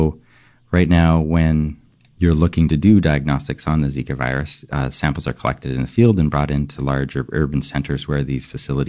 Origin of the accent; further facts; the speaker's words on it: Western Canada, Canada; I grew up in Western Canada, and where I think there are two main influences.